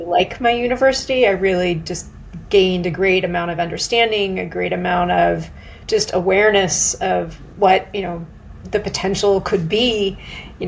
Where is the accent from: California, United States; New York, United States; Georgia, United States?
California, United States; Silicon Valley; moved away as an adult; also born or lived in San Diego / Boston / London; I grew up in Silicon Valley